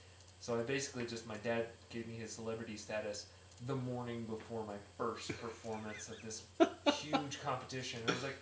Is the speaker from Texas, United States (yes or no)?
yes; Lubbock, Texas, United States; I grew up in Lubbock, Texas, which, when I was growing up, it was between 60,000 and 80,000 in there in like the outlying area.